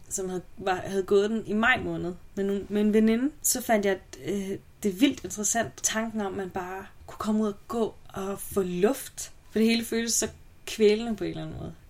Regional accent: Aalborg, North Denmark Region, Denmark; jeg er fra Aalborg

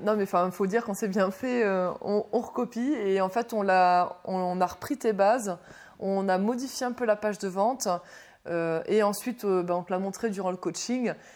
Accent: Dunkirk, Hauts-de-France, France; now in Lille, France; je viens de Dunkerque

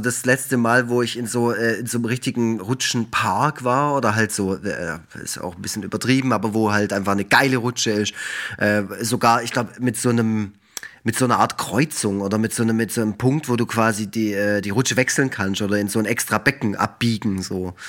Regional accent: Black Forest, Baden-Württemberg, Germany; ich komme ja aus dem Schwarzwald

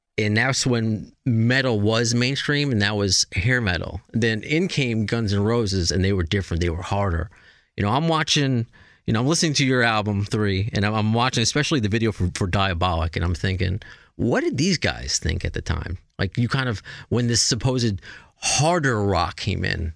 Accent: United States; I'm a terrible American.

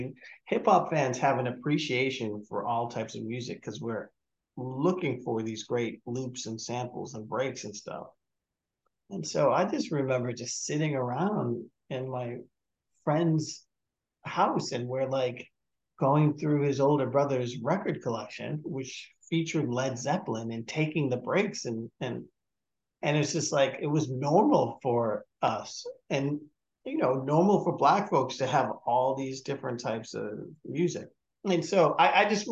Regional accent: Malden, Massachusetts, United States; I grew up in Malden, Massachusetts, small working class town north of Boston.

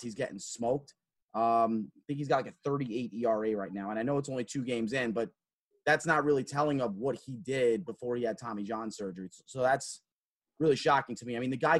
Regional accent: Long Island, New York, United States; as a kid, I grew up on Long Island

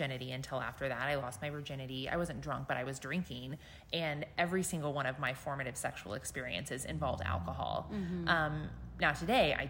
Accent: Midwest, United States; I grew up in the Midwest and very close to an area called the Bible Belt

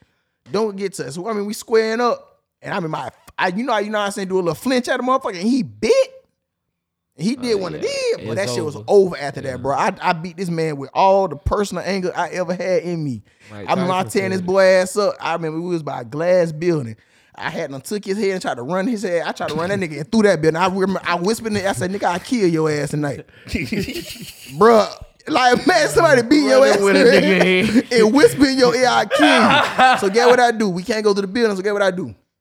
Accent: Chicago, Illinois, United States; Man, you know what I'm from Chicago. I'm a GD, you know what I'm saying?

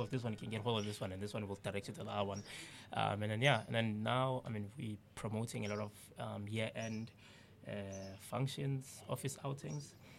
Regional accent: South Africa; we grew up in the townships

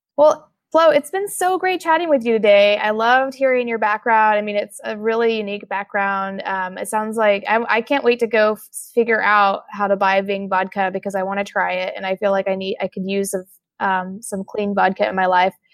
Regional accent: Oklahoma, United States; I'm from Oklahoma

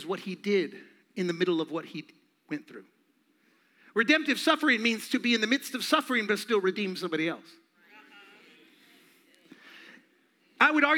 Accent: Phoenix, Arizona, United States; I'm from Phoenix, born and raised

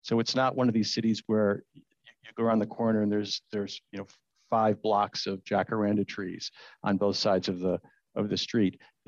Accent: San Diego, California, United States; now in San Francisco, United States; And I'm from San Diego, which is the Tory pine is native to a little area near San Diego.

